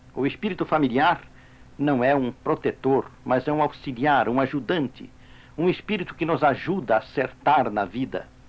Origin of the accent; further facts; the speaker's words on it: Brazil; como brasileiros, integrados em nosso povo